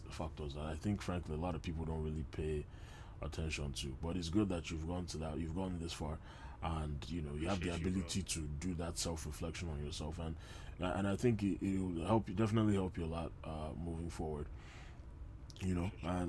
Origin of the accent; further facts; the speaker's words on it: Nigeria; as especially as a Nigerian man